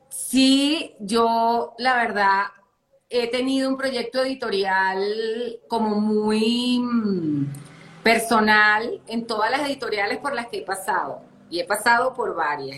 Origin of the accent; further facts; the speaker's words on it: Caracas, Capital District, Venezuela; moved away as an adult; now in Colombia; yo soy caraqueña, yo crecí prácticamente cerca, del pues, en el mar